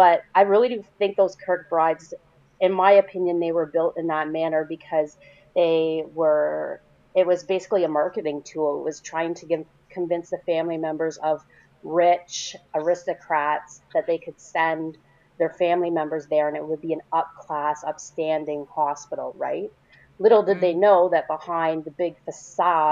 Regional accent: Canada; I'm Canadian

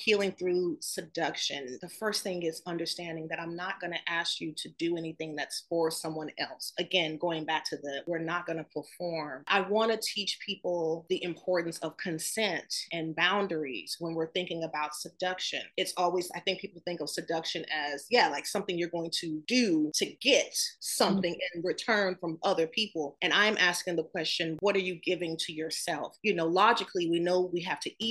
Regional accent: the South, United States; Growing up in the South, being told that I was too dark

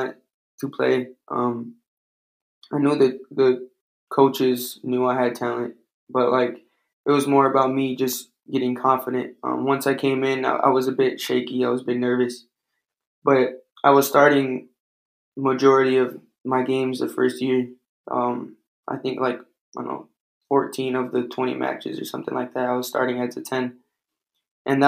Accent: Detroit, Michigan, United States; I was some kid from Detroit that played at junior college

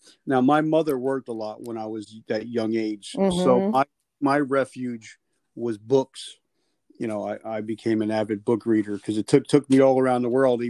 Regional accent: New Jersey, United States; I'm from Jersey, so it sounds like an Italian name.

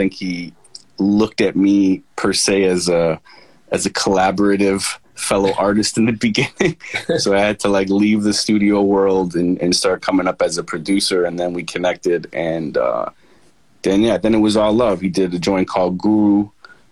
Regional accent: Toronto, Ontario, Canada; moved away; that's my hometown

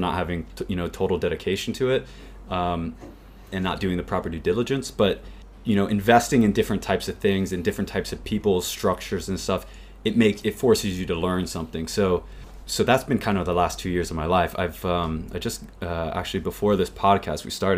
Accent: United States; growing up in the US

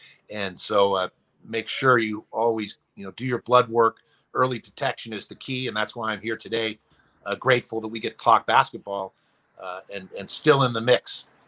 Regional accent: San Francisco, California, United States; I live up here in the Bay Area where I grew up in San Francisco.

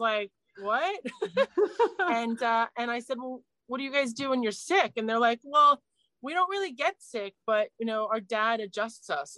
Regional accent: New Jersey, United States; moved away as an adult; also born or lived in New York City; now in London, United Kingdom; raised in New Jersey

